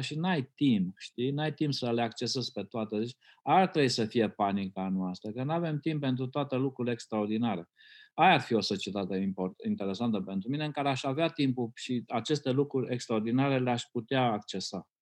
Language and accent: Romanian; Romania; eu când am crescut în România comunistă